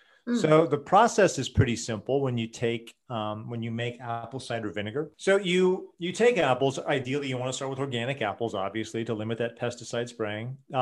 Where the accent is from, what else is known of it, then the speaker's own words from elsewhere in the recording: Portland, Oregon, United States; But, you know, I grew up in Portland, Oregon, and I used to go to health food stores way back in the 70s and the 80s.